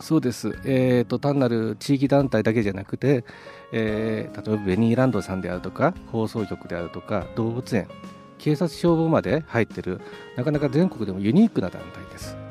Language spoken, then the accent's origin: Japanese; Mie, Japan; moved away as an adult; also born or lived in Tohoku; now in Sendai, Japan; もともと三重県出身でして、まあ、少しな、まあ、まってますけれども東北に来て20年以上になります